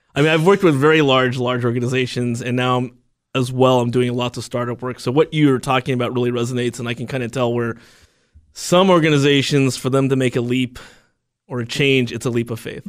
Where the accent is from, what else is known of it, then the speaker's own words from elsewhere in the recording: United States; it was difficult being Chinese American, and I always talk about my two cultures, 'cause one hundred percent American and one hundred percent Chinese